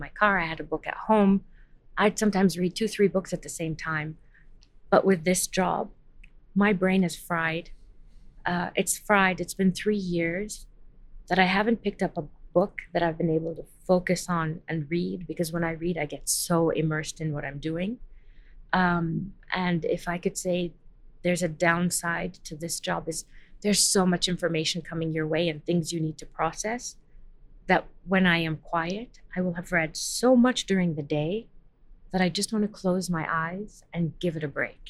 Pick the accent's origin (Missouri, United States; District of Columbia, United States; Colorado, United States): District of Columbia, United States; Washington; moved away; I grew up in Washington, D.C.